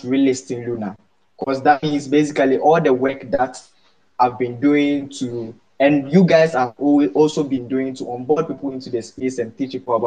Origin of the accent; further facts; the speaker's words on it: Ghana; from Ghana